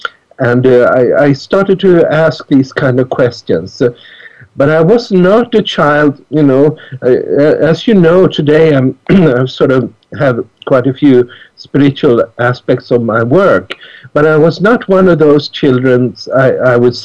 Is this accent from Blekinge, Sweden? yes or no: no; Stockholm, Stockholm County, Sweden; moved away; I grew up in Stockholm